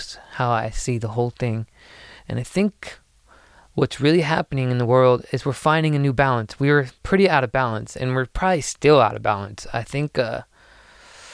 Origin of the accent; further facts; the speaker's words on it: United States; as an American, United States citizen